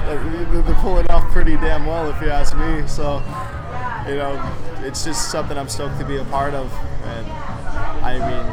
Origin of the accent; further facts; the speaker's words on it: San Clemente, California, United States; I'm from San Clemente, California